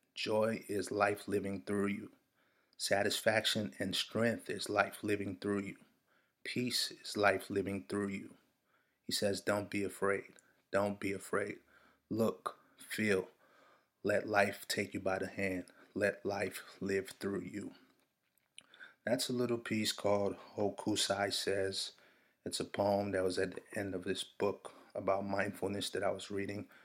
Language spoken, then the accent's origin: English; Nigeria; I'm Nigerian